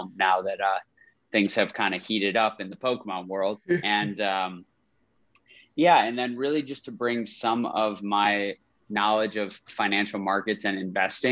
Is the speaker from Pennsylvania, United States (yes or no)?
no; Rochester, New York, United States; I'm from Rochester, upstate New York